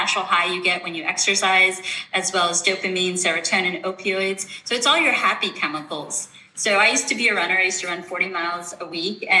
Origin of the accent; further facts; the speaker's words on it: East Coast, United States; moved away as an adult; I'm originally from the East Coast, came back home.